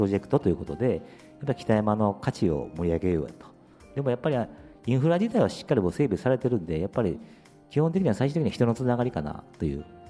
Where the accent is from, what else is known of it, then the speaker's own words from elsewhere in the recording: Kyoto, Japan; also born or lived in Nagasaki / Osaka; もともと小学校4年の時に京都に来まして。で、まあ、長崎生まれの時大阪来て京都に来たんですけども